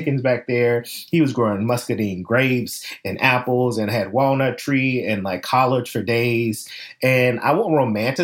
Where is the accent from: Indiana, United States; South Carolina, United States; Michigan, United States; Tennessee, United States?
Tennessee, United States; Memphis; I'm from the South. I grew up in Memphis, Tennessee